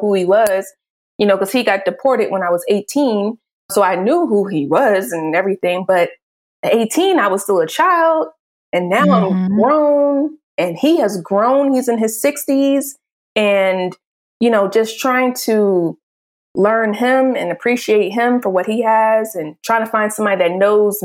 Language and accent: English; Philadelphia, Pennsylvania, United States; I'm from Philly